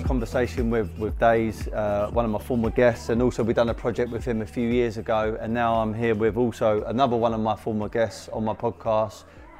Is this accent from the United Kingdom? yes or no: yes; London, United Kingdom; I'm from South London.